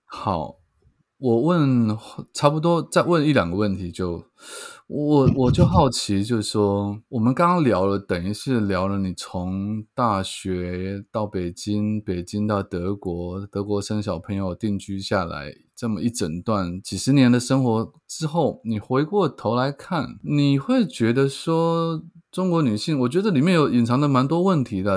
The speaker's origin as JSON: {"language": "Chinese", "town": "Keelung", "country": "Taiwan", "tie": "born or raised there", "also_born_or_lived": "Taipei", "said": "我住的地方是在基隆，我出生的地方在基隆，可是我一直在台北发展"}